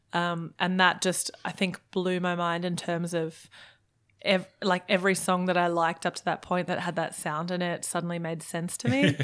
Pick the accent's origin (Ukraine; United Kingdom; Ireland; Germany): Germany; also born or lived in Melbourne, Australia; now in Brisbane, Australia; I was born in Germany.